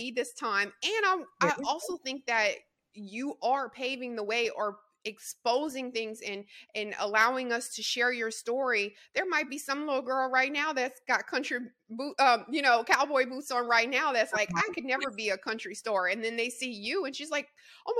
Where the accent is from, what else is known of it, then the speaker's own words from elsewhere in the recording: Louisiana, United States; I'm a Southerner, also Louisiana girl